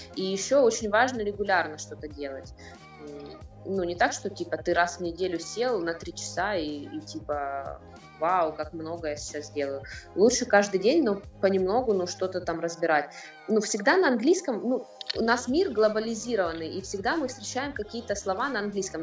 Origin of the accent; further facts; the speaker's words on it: Rostov-on-Don, Rostov Oblast, Russia; moved away as an adult; also born or lived in Moscow; now in London, United Kingdom; я из России, конечно, из э, Ростова-на-Дону. Вот, э, я там училась, окончила журфак несколько лет назад, вот, потом переехала в Москву